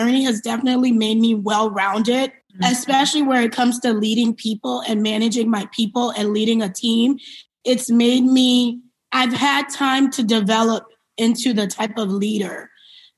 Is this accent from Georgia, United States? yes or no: no; New York City, New York, United States; also born or lived in Liberia; I was born in West Africa, Liberia, and I came to the United States when I was 2 years old. And I grew up in New York City.